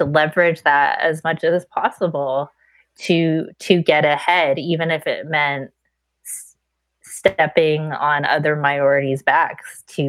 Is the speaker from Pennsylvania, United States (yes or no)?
yes; Pittsburgh, Pennsylvania, United States; So I grew up in Pittsburgh, and I grew up in a blue collar area. And so it was mainly white.